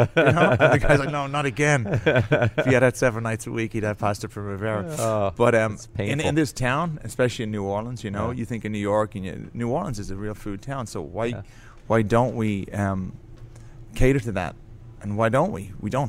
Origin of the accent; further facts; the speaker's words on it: Ireland; We started making breads at home, trying to make bread because I'm Irish.